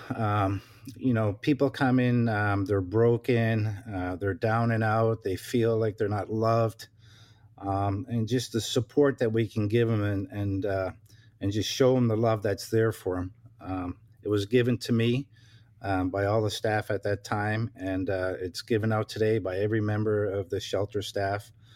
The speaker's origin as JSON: {"language": "English", "region": "Newfoundland and Labrador", "country": "Canada", "tie": "born or raised there", "moved": "yes", "lives_now": "Ontario, Canada", "said": "I'm originally from Newfoundland, uh, born and raised, uh, moved to Ontario, uh, nineteen ninety on July first, uh, with my family"}